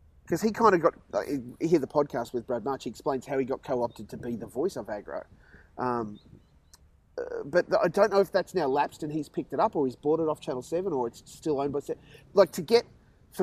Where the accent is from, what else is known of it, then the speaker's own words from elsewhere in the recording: Sunshine Coast, Queensland, Australia; as a dyed-in-the-wool Sunshine Coast kid